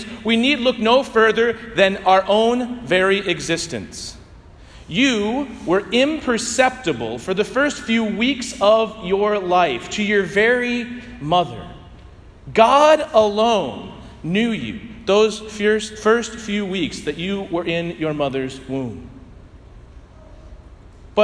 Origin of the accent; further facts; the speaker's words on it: St. Louis, Missouri, United States; I grew up playing it in St. Louis